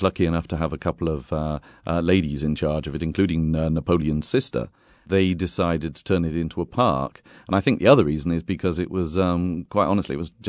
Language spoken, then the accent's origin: English; Bath, South West England, United Kingdom; moved away as an adult; now in Tuscany, Italy; Of course, I'm from Britain originally, from England, from Bath, in fact. I've been touring with my company down in Tuscany for a long time